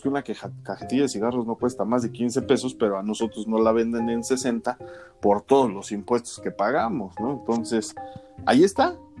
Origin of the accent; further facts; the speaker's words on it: Mexico; nosotros que somos mexicanos de a pie